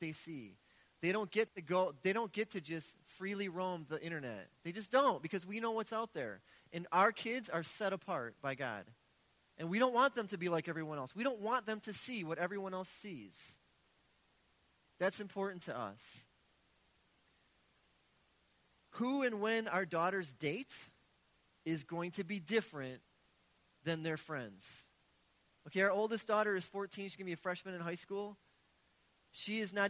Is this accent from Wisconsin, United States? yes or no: yes; Milwaukee, Wisconsin, United States; I've been born and raised in Milwaukee.